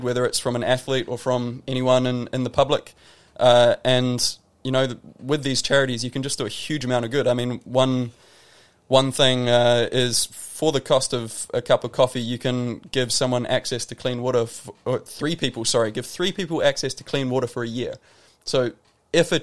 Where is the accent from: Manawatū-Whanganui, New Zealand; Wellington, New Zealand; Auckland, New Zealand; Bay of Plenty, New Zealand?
Wellington, New Zealand; Wairarapa; I grew up in New Zealand